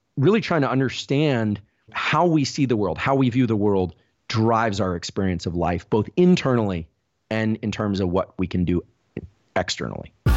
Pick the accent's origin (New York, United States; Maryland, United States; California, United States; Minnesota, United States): California, United States; Palo Alto; we actually grew up in Palo Alto.